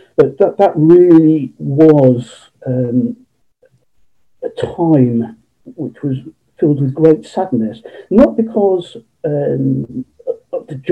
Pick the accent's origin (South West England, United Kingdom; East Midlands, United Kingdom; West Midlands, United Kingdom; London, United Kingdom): South West England, United Kingdom; Cheltenham; born and bred in Cheltenham in Gloucestershire